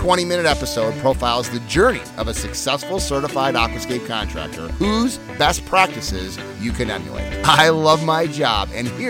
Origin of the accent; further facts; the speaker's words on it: Medford Lakes, New Jersey, United States; moved away; close to my hometown in Medford Lakes, New Jersey.